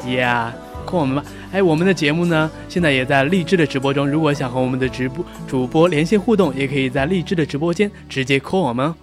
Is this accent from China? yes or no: yes; China; 我一个中国人